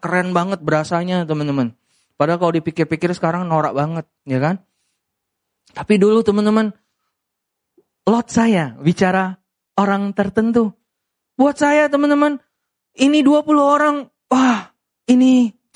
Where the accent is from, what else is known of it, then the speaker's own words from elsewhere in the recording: Medan, North Sumatra, Indonesia; saya orang Medan